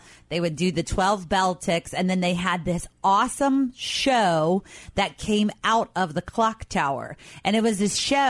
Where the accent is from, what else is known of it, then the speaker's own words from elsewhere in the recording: Covington, Kentucky, United States; Growing up in Covington, which of course I did